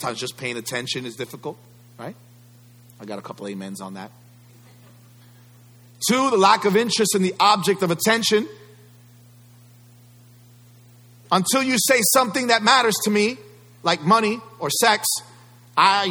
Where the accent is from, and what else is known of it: United States